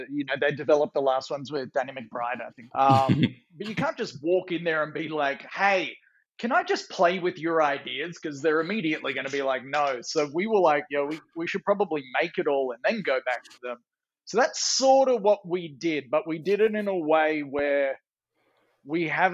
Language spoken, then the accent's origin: English; Australia; I'm an Australian writer, producer, director